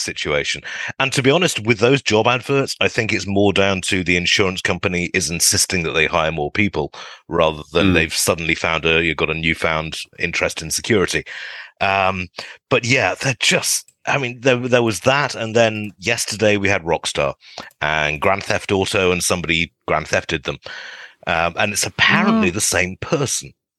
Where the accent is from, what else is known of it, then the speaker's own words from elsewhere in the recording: United Kingdom; now in East Bay, United States; as a Brit